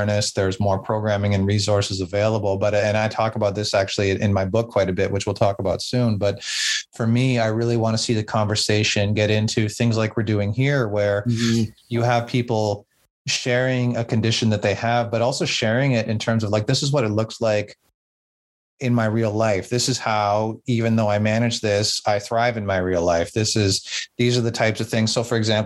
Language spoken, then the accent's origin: English; Southern Ontario, Canada; also born or lived in Nova Scotia; mostly grew up in Southern Ontario, but I also went out to Nova Scotia in Canada for 4 years when I was in university.